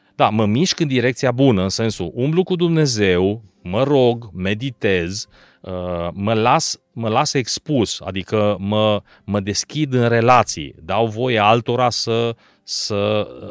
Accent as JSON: {"language": "Romanian", "town": "Arad", "region": "Arad County", "country": "Romania", "tie": "born or raised there", "also_born_or_lived": "Bucharest", "said": "din Arad m-am născut în Arad și am locuit toată viața acolo, excepție perioada de studii."}